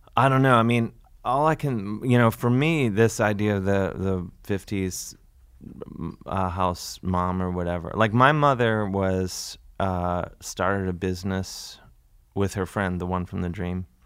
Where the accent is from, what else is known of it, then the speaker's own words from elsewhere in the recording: United States; I'm an American